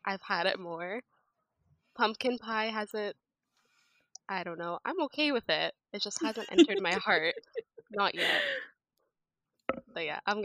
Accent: Canada; also born or lived in United States / Egypt; I've lived in Canada basically all my life

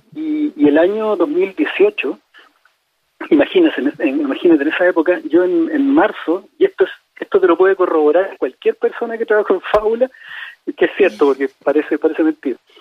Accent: Chile

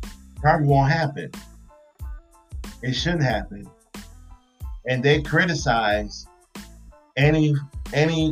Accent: Midwest, United States; moved away; I'm from the Midwest

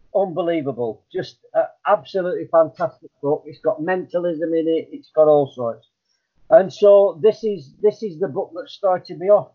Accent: Blackburn, North West England, United Kingdom; moved away; effing and blinding was what I was used to from Blackburn. It, that, that's how it was. That's how everybody talked uh, on the estate I, I uh, lived on

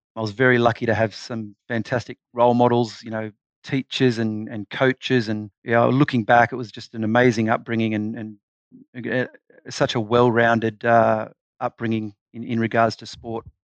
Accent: Mudgee, New South Wales, Australia; also born or lived in Deniliquin / Newcastle; Mudgee was a, a fantastic place to grow up. Uh, I, I moved there with my family when I was in year two in primary school, so around seven years of age.

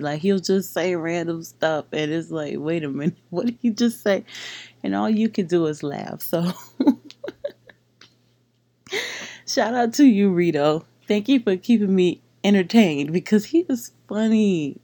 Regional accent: Palm Beach, Florida, United States; growing up in Palm Beach, there is a lot of Caribbean people here

